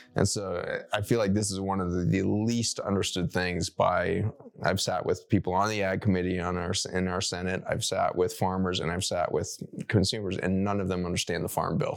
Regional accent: Colorado, United States; When I grew up in Colorado, I grew up going to C U Buff games

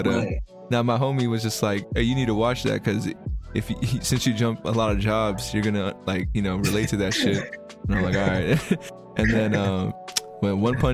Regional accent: United States; we're American

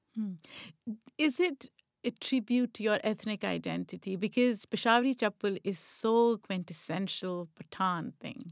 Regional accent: Lahore, Punjab, Pakistan; also born or lived in Rawalpindi; Lahore, where I grew up

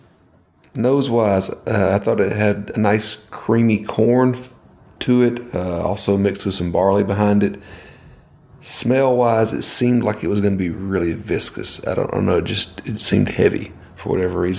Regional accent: Podunk, Georgia, United States; I grew up in Podunk, Georgia. We got 30,000 people in the whole county.

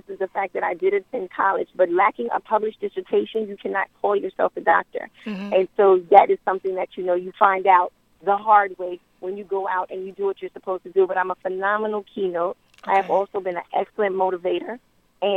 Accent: New York City, New York, United States; I'm from Queensbridge

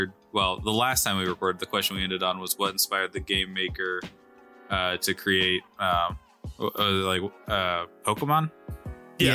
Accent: Midwest, United States; We're from the Midwest

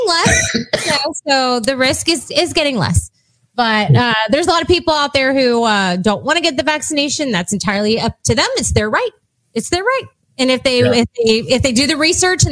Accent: Texas, United States; I am pure Texan.

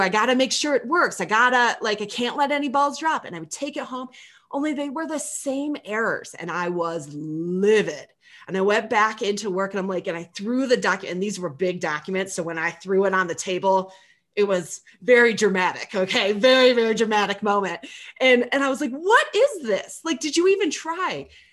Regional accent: Michigan, United States; I'm from Michigan.

